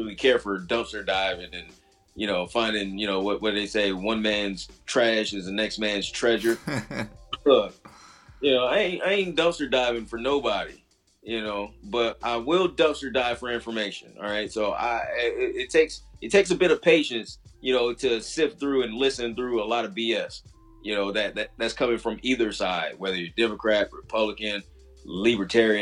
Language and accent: English; Midwest, United States; moved away; I grew up in the Midwest